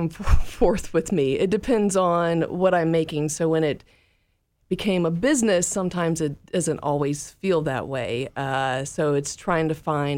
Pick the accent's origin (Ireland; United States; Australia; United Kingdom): United States; Mississippi Delta; moved away; also born or lived in Portland, Oregon / Chattanooga, Tennessee; I'm originally from the Mississippi Delta